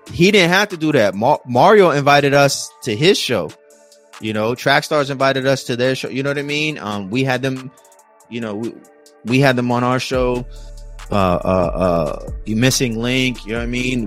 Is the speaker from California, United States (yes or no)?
yes; California, United States; I'm from Cali